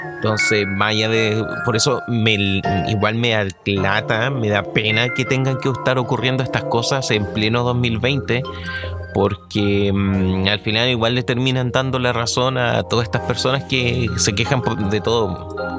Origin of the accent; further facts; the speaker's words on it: Chile; para nosotros como chilenos